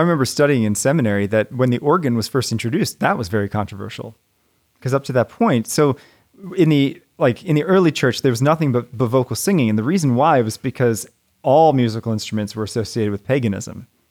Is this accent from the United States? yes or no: yes; United States; as an American